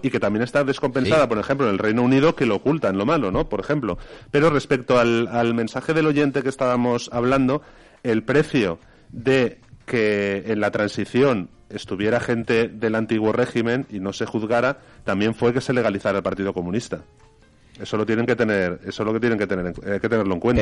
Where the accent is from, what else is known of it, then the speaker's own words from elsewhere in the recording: Valencian Community, Spain; nosotros no como valencianos